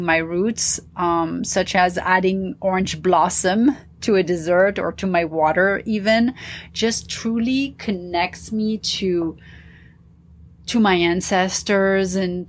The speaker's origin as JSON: {"language": "English", "town": "Paris", "region": "Île-de-France", "country": "France", "tie": "born or raised there", "also_born_or_lived": "New York / Dubai / London / India", "said": "growing up in Paris, you know, living in Dubai, of course, living in London was kind of, you know, half and half. But living in India as well"}